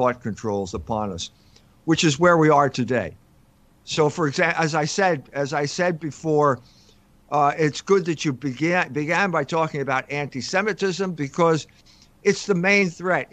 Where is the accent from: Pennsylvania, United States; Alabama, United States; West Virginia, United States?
Pennsylvania, United States; Philadelphia; moved away as an adult; also born or lived in Germany / South Bend, Indiana; I grew up in Philadelphia